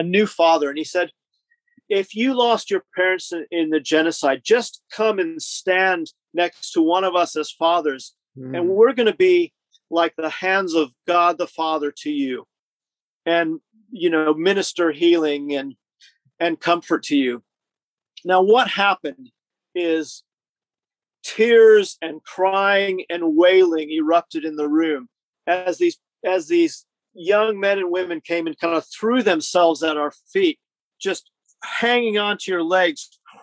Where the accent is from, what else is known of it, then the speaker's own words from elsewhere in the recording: Southern California, United States; moved away as an adult; also born or lived in Canadian border (US side); now in United Kingdom; I grew up in Southern California